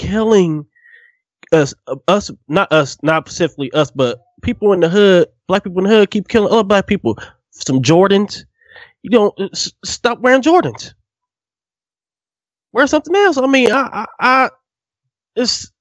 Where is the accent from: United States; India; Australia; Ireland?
United States; Northern California; me and Q grew up. We grew up in California